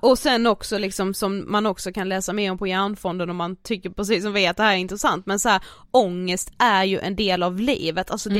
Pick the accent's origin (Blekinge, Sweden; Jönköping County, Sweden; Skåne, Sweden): Blekinge, Sweden; Karlshamn; moved away; jag har ju varit hemma i Karlshamn över helgen